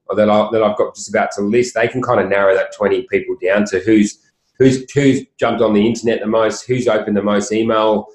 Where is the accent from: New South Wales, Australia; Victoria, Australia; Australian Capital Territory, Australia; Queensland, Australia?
New South Wales, Australia; Sydney; I grew up on the Northern Beaches, which is only 20 minutes away